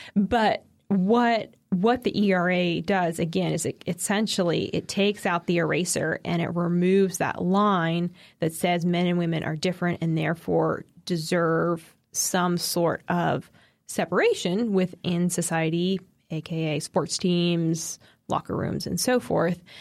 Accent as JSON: {"language": "English", "region": "East Coast", "country": "United States", "said": "I'm biased as an East Coaster"}